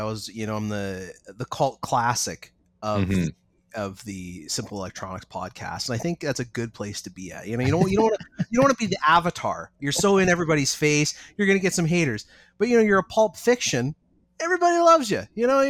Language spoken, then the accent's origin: English; British Columbia, Canada; I'm a mechanic from Canada, Northern Canada, BC